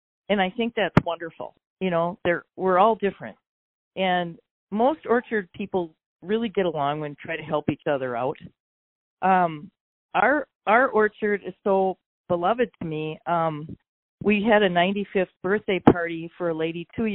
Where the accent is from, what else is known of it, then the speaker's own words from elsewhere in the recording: Delano, Minnesota, United States; I grew up in Delano